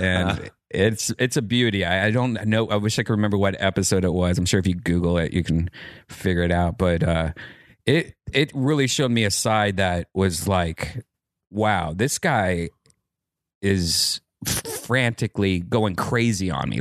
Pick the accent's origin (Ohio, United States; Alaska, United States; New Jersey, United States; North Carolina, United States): Ohio, United States; Columbus; moved away as an adult; now in California, United States; I grew up in Ohio